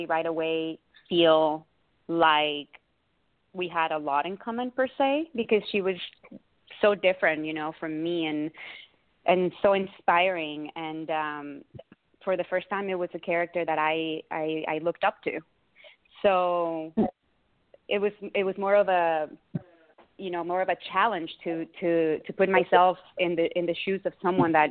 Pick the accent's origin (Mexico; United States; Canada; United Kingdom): Mexico; moved away; I grew up in Mexico, and all my schooling over there were Catholic schools